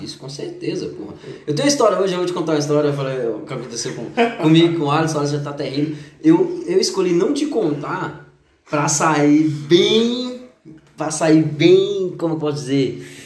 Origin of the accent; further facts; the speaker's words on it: Brasília, Federal District, Brazil; eu sou aqui de Brasília, eu sou candango